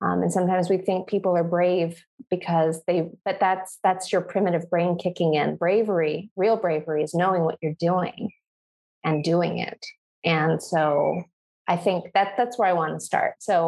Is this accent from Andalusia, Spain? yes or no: yes; Granada, Andalusia, Spain; born there; I was born in Granada, in the south of Spain, because my mom's neighbor, who they've been neighbors in different parts of the world together, actually